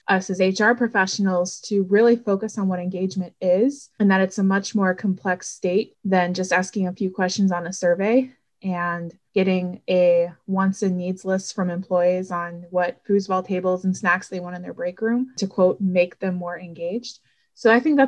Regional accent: Florida, United States; moved away as an adult; also born or lived in Ohio; now in Cincinnati, United States; I've lived in the state of Ohio now for 5 years. I'm originally from Florida

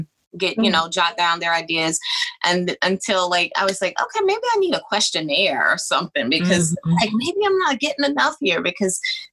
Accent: the South, United States; Southern. I'm from the South

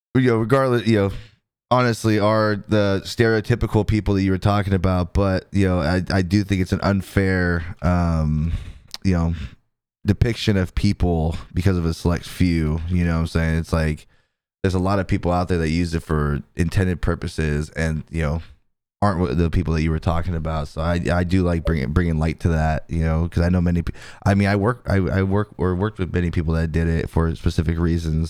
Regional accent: California, United States; moved away; I'm originally from California

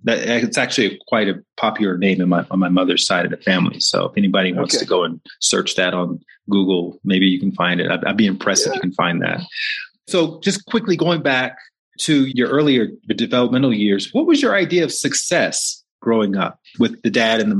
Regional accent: Montgomery, Alabama, United States; I'm from Alabama, Montgomery, Alabama.

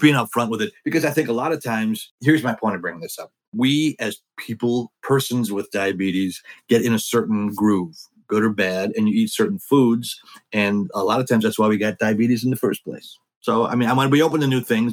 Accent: Wisconsin, United States; I grew up in Wisconsin

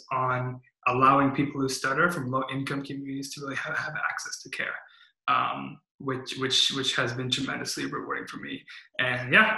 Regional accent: California, United States; also born or lived in Midwest; I came out to California in around elementary school. And so I'm a California kid at heart. I stay here for elementary school, middle school, high school, and college

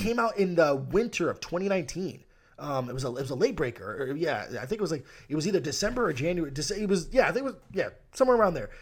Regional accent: United States; I'm American

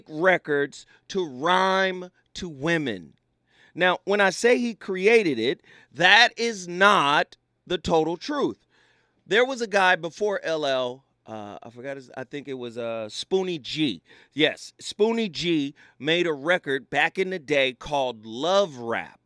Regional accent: Pasadena, California, United States; my hometown, Pasadena

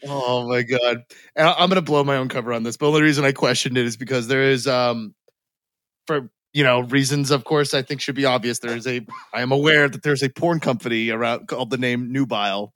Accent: United States; we're American enough

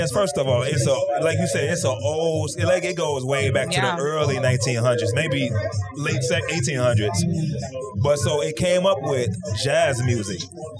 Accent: Chicago, Illinois, United States; People tell me I speak differently because I'm from Chicago, so like...

